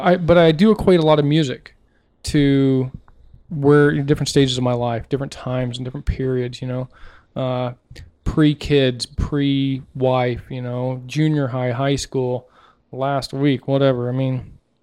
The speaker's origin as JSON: {"language": "English", "region": "Southeast United States", "country": "United States", "tie": "born or raised there", "said": "growing up in, you know, Southeast, you know, United States and Podunk Town"}